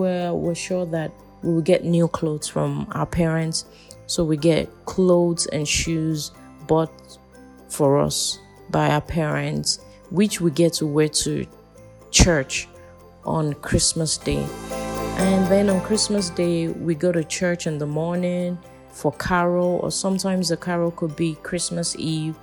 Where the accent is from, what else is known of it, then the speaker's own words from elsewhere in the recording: Nigeria; I'm from Nigeria